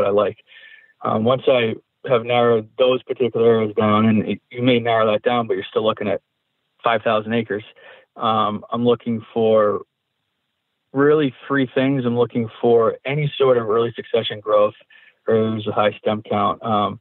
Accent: New Hampshire, United States; my home state in New Hampshire

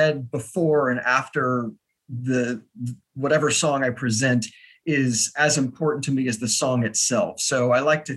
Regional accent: Austin, Texas, United States; moved away as an adult; now in New York, United States; I am originally from Austin, Texas. I will always be from Texas

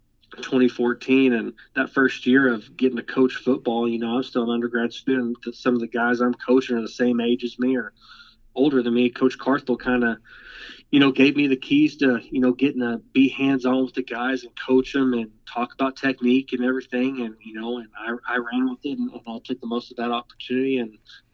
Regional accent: Amarillo, Texas, United States; now in Nacogdoches, United States; I grew up in Amarillo, Texas

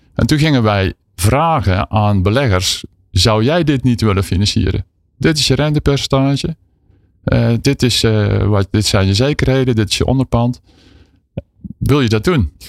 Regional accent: southern Netherlands, Netherlands; accent: southern; In het zuiden van het land, ja zeker. Dat hoor je ongetwijfeld aan mijn tongval.

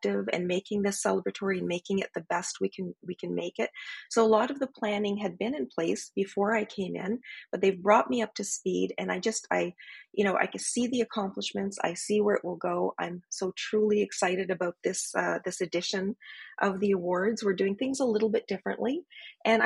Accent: Northern Ontario, Canada; I'm from Northern Ontario, so we're pretty good at hosting parties

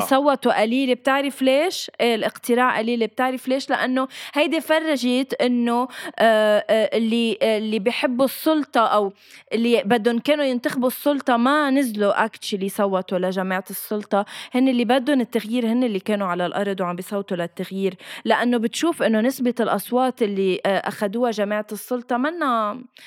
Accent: Lebanon; اخترنا إنه نبقى بضيعتنا لندافع عنها فبالتالي ايه انا بموت كرمال لبنان

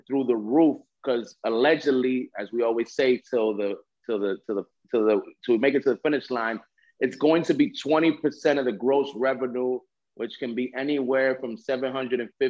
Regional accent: New York, United States; born and raised in New York, 22 years in legacy marketing

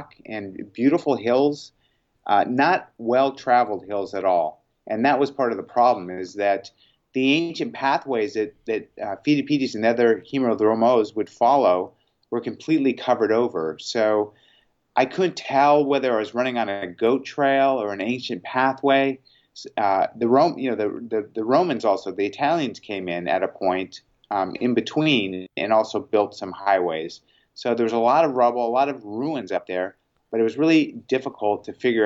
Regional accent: Southern California, United States; also born or lived in Sydney, Australia; I'm from Southern California.

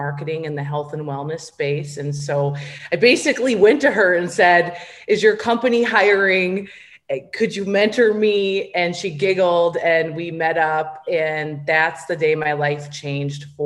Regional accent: Minnesota, United States; I grew up in a small town in Minnesota

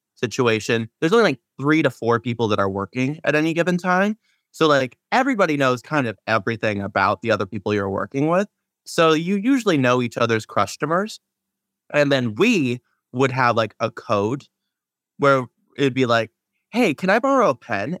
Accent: Seattle, Washington, United States; I'm from Seattle

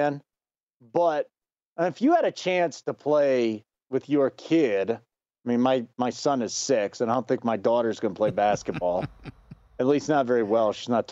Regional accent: Chicago, Illinois, United States; I grew up in Chicago

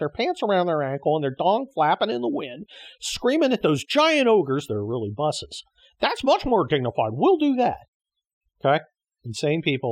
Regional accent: United States; we, as American citizens

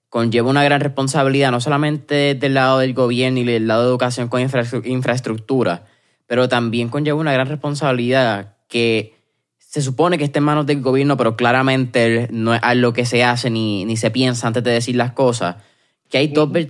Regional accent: Puerto Rico; Pero en Puerto Rico yo creo que María, y e-, eventualmente la pandemia nuevamente, nos dejó

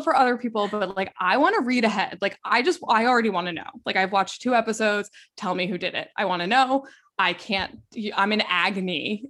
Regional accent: Westchester, New York, United States; growing up in Westchester, New York

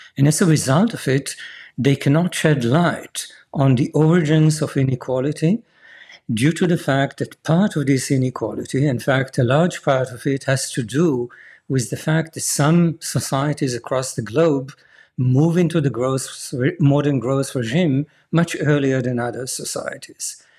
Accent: Jerusalem, Jerusalem District, Israel; I was born and raised in Jerusalem

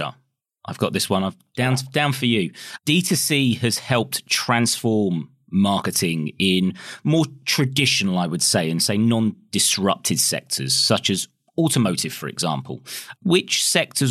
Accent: United States; moved away; I grew up in the States when I was younger and into American sports.

